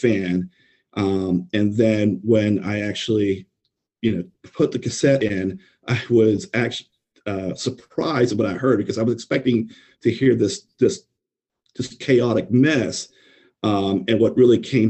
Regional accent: San Antonio, Texas, United States; I grew up in San Antonio, Texas

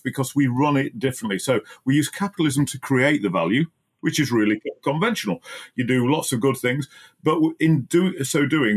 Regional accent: Barnsley, Yorkshire and the Humber, United Kingdom; moved away as an adult; also born or lived in Oxfordshire; I grew up in Barnsley and went to Mapwall Junior School and Darton High School

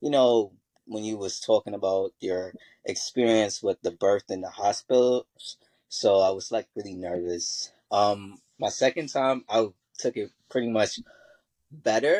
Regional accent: Virginia, United States; now in New York City, United States; I currently live in New York City, but I'm originally from Virginia.

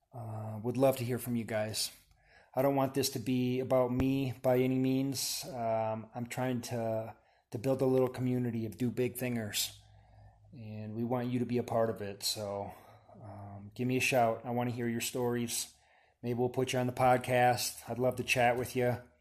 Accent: Wisconsin, United States; now in Boulder, United States; I'm from Wisconsin originally

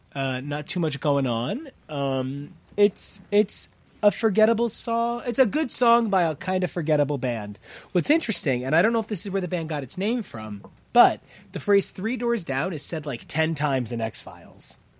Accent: Sayreville, New Jersey, United States; growing up in this town

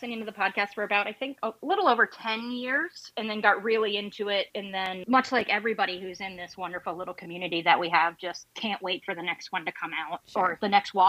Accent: Williston, Vermont, United States; now in Ohio, United States; I grew up in Williston.

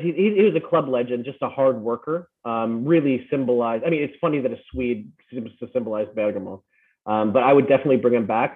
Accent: California, United States; also born or lived in Philippines; now in Las Vegas, United States; growing up in America, I also grew up in the Philippines

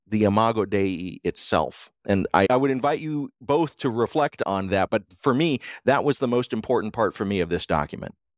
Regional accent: United States; As an American

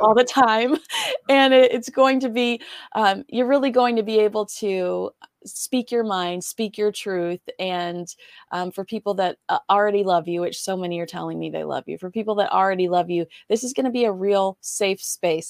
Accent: United States; as an American

